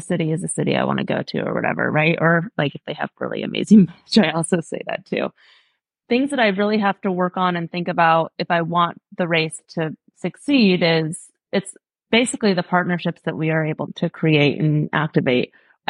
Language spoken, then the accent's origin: English; Portland, Oregon, United States; moved away; I grew up in Portland, Oregon. I've thrown a number of races in my hometown just because I love Portland.